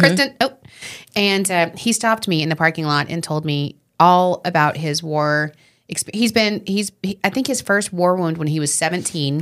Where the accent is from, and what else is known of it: Long Island, New York, United States